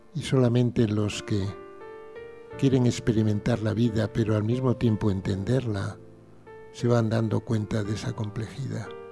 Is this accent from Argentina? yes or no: no; Pontevedra, Galicia, Spain; Yo nací en una casita en Pontevedra, maravillosa